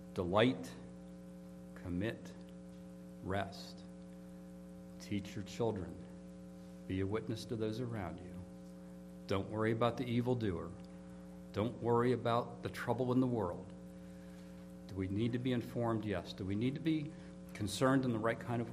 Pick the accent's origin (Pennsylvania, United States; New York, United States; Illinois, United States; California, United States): Pennsylvania, United States; Pittsburgh; I grew up in Pittsburgh.